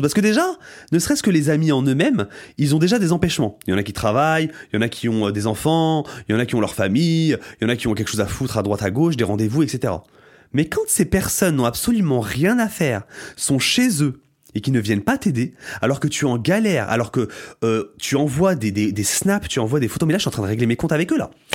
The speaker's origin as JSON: {"language": "French", "area": "Aube, Champagne-Ardenne", "region": "Grand Est", "country": "France", "tie": "born or raised there", "moved": "as an adult", "lives_now": "Paris, France", "said": "quand je revenais dans mon bled, dans mon bled qui est euh, dans l'Aube, Champagne-Ardenne représente la Champagne-Ardenne en fait. Bah, je revoyais mes amis d'enfance"}